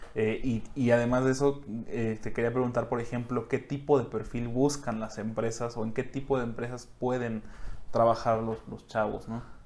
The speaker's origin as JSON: {"language": "Spanish", "country": "Mexico", "said": "como mexicano"}